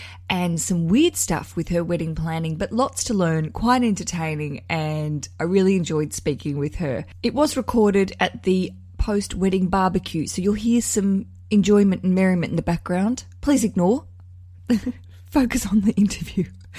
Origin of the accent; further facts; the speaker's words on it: Australia; accent: Australian; now in United Kingdom; Gosh, I really trade off this Australian accent, so it can't go anywhere. So when we go home to Australia